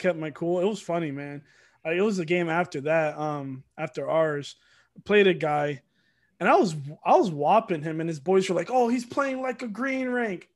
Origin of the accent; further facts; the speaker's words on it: Norcross, Georgia, United States; also born or lived in Miami, Florida; Then I moved out here, uh, moved to Norcross for a while, and then just been in Georgia ever since.